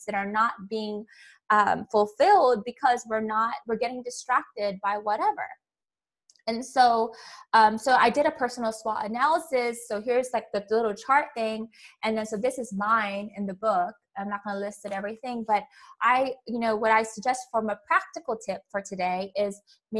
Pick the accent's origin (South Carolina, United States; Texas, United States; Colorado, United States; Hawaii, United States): Hawaii, United States; moved away; I'm from Hawaii